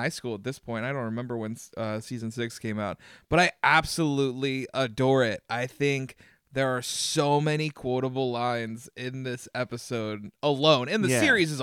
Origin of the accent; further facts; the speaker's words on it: Glen Burnie, Maryland, United States; I grew up in Glen Burnie